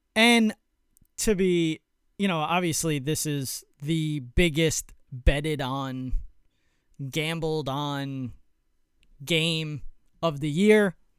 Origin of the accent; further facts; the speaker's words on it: New York, United States; I'm from New York, so I, I'm in the New York area